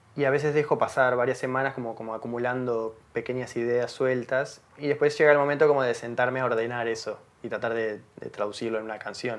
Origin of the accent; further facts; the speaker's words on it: Montevideo, Uruguay; nací en Montevideo, que viví toda mi vida en Montevideo